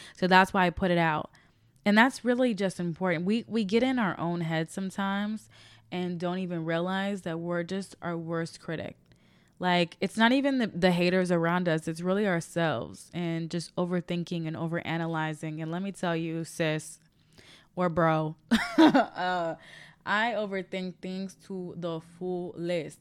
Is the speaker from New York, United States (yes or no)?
no; Chicago, Illinois, United States; now in Los Angeles, United States; I'm from Chicago, Illinois. I am currently based in Los Angeles, California.